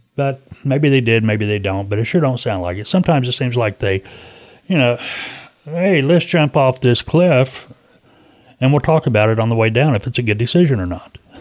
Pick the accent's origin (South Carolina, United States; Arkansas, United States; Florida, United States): Arkansas, United States; I was raised here in Arkansas